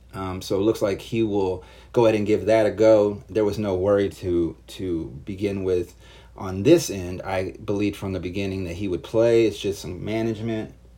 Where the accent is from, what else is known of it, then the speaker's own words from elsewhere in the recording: Chicago, Illinois, United States; I am from Chicago